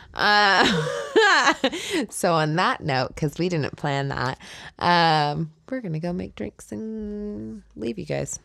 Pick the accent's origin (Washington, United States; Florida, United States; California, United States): California, United States; moved away as an adult; I was from California